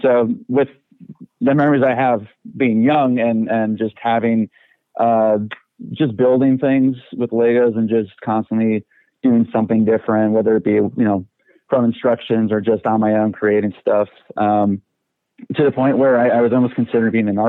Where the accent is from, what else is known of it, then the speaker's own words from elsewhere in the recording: Aurora, Illinois, United States; I was born in Aurora, Illinois.